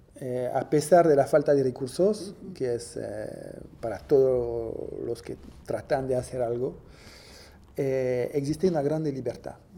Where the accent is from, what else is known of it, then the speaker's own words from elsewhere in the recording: Villepinte, Île-de-France, France; moved away; Nací eh, cerca de París, en los alrededores de París, en una pequeña ciudad que se llama Villepinte